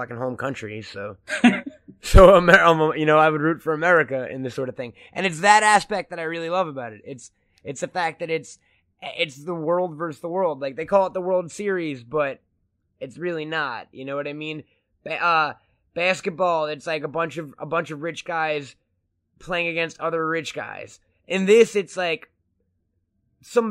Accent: Long Island, New York, United States; I'm from Long Island, right? So it's not like a major metropolitan city, but it's fairly suburban.

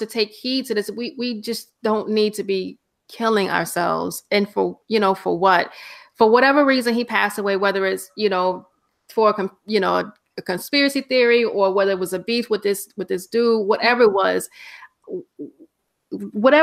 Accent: the South, United States; now in Bronx, New York, United States; growing up in the South

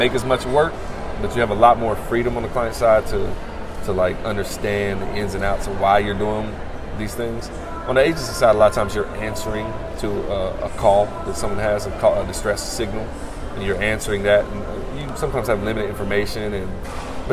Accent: the South, United States; I'm a Southerner

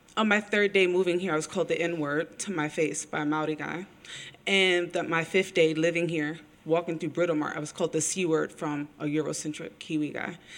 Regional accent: Philadelphia, Pennsylvania, United States; also born or lived in Berlin; now in New Zealand; I was also born in the U.S., born in Philadelphia

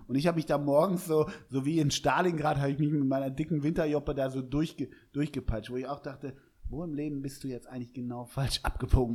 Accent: Hamburg, Germany; ich bin Hamburger

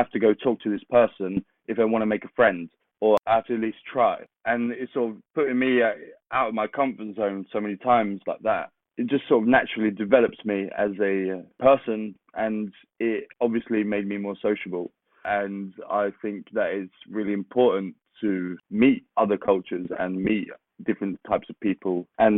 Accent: Kristinehamn, Värmland, Sweden; English is a second language; especially growing up in Sweden, in the middle of Sweden, called Kristinehamn

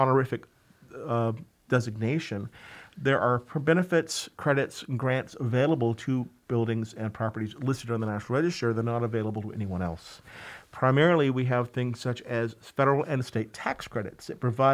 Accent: Georgia, United States; moved away as an adult; now in New York, United States; I grew up in Georgia, actually, and got a master's in historic preservation from the University of Georgia

